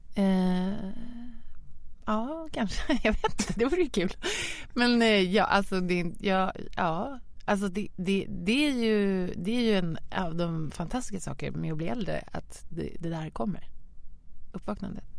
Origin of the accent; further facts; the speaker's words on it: Lidingö, Stockholm County, Sweden; jag växte upp på Lidingö